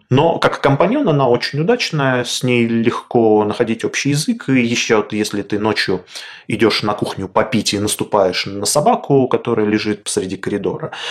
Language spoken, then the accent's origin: Russian; Magadan, Magadan Oblast, Russia; born there; also born or lived in Kolyma; Родился я в Магадане и некоторое время жил на Колыме, э, на крайнем севере собаки очень популярная и важный аспект э, жизни, особенно вдали от э, городов.